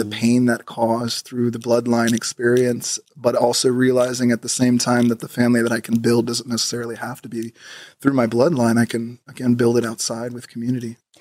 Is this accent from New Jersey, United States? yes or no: no; Los Angeles, California, United States; born and raised in Los Angeles